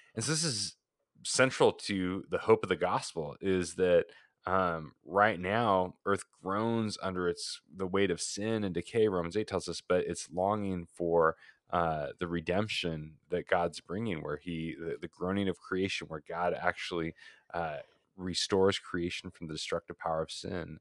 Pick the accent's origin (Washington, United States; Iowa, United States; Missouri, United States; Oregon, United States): Oregon, United States; moved away as an adult; also born or lived in Portland, Oregon; now in Phoenix, United States; fifteen of those years in my home state of Oregon